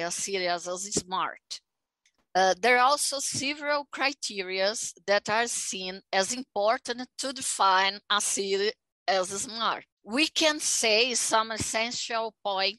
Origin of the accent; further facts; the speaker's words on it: Aracaju, Sergipe, Brazil; English is a second language; now in São Paulo, Brazil; I was born in Aracaju